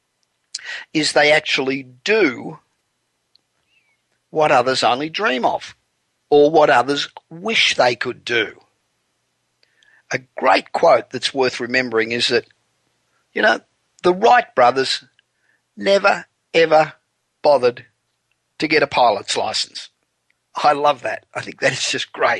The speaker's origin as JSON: {"language": "English", "country": "Australia", "moved": "as an adult", "lives_now": "Los Angeles, United States", "said": "America, where I've lived now for 25 years, and my home country of Australia"}